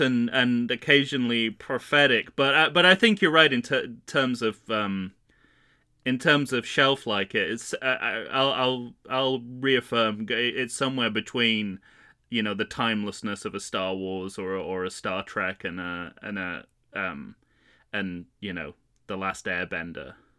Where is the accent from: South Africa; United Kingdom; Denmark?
United Kingdom; also born or lived in Manchester; being a British person on vacation in New York in the summer